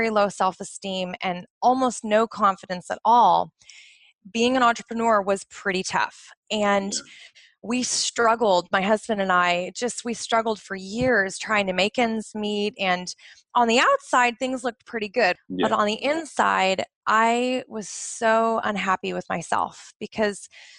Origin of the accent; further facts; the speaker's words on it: just outside of Portland, Oregon, United States; now in Bahrain; I grew up in the United States, just outside of Portland, Oregon, up in the Pacific Northwest